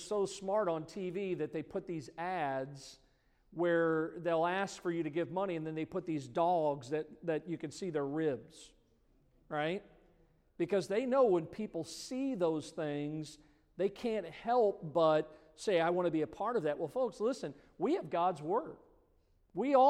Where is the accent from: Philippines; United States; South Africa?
United States; Midwest; I grew up in the Midwest